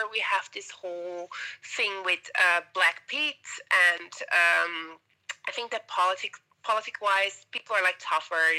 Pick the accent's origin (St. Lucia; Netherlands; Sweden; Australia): Netherlands; Amsterdam, North Holland; moved away as an adult; also born or lived in Suriname / California, United States; now in Montreal, Canada; the age of six till 30 um, in the Netherlands.